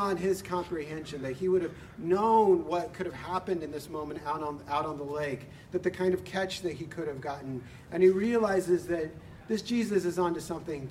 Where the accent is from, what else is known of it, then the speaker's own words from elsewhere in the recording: San Diego, California, United States; moved away as an adult; now back home in San Diego, which is my hometown